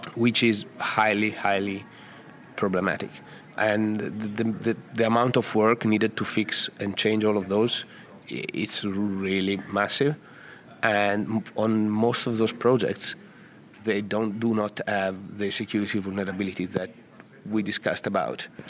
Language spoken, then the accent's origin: English; Italy; English is a second language; I come from Italy. If you haven't guessed from the from the accent